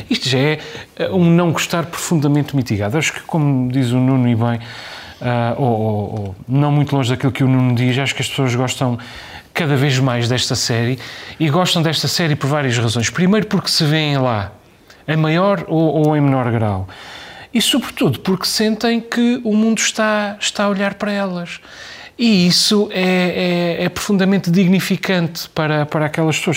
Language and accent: Portuguese; Azores, Portugal